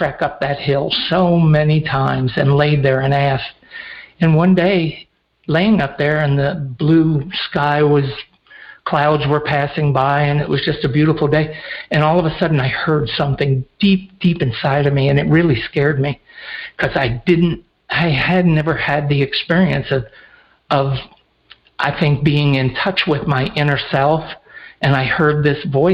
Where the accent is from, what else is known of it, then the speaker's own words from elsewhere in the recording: upstate New York, United States; also born or lived in Teaneck, New Jersey; I grew up and was born in Teaneck, New Jersey, and at 9 we moved to a farm in upstate New York